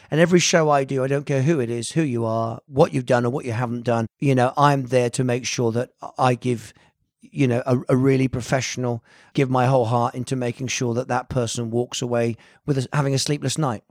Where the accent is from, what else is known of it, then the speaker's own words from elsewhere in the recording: Bampton, South West England, United Kingdom; also born or lived in Hammersmith, London / Italy; growing up in the West Country, you know, in this small house